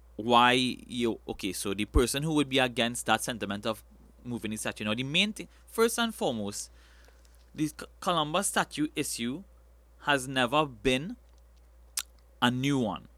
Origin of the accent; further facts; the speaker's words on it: Trinidad & Tobago; I love being a Trinidadian